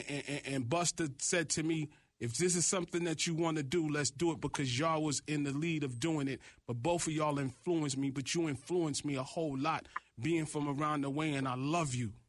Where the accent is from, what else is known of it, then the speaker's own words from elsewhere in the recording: New York City, New York, United States; And as a kid growing up in Flatbush, Brooklyn